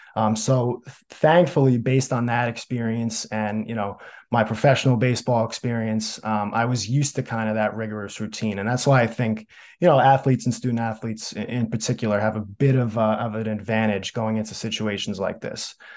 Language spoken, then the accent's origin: English; Smithtown, New York, United States; moved away; growing up on Long Island, my goal was to, first of all, have a great career at Smithtown West